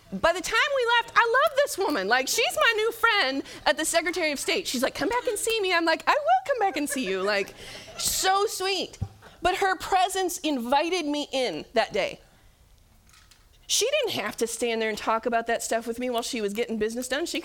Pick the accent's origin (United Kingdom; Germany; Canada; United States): United States; Michigan; And I was like, well, we're from Michigan.